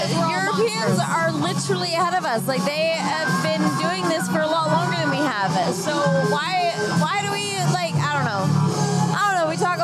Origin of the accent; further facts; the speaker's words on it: United States; We're American, right?